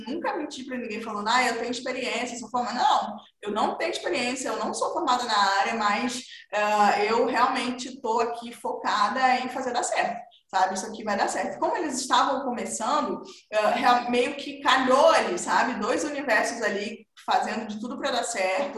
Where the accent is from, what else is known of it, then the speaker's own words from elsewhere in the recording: Manaus, Amazonas, Brazil; eu sou do norte, eu nasci em Manaus, no interior de Manaus ali